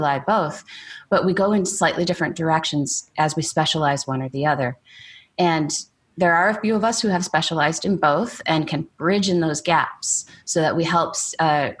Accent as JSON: {"language": "English", "region": "Michigan", "country": "United States", "tie": "born or raised there", "moved": "as an adult", "lives_now": "Oklahoma, United States", "said": "I grew up in Michigan"}